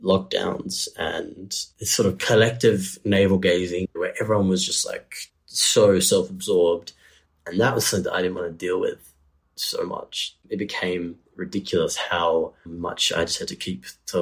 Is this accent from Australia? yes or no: yes; Geraldton, Western Australia, Australia; now in Perth, Australia; Geraldton, as like an environment to grow up in, is quite a beautiful place